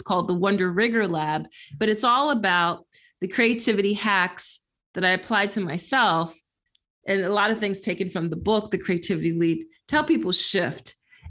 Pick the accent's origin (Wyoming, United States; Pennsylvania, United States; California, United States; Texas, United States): Pennsylvania, United States; Philadelphia; I am from Philly.